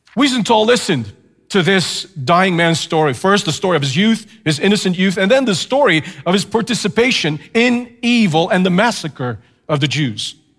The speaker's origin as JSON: {"language": "English", "country": "Canada", "said": "as a Canadian, of course, just temporarily in the States"}